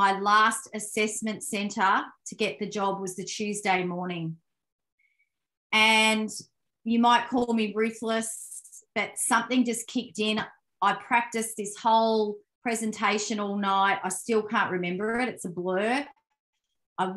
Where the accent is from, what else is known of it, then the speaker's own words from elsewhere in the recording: Melbourne, Victoria, Australia; I grew up in Melbourne, Victoria, Australia, Italian Australian parents